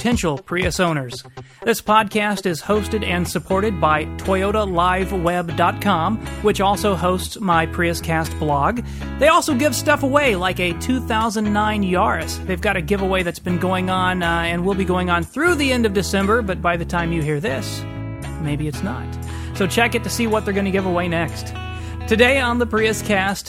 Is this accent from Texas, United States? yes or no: yes; Texas, United States; moved away; I'm from Texas. We don't have snow tires down there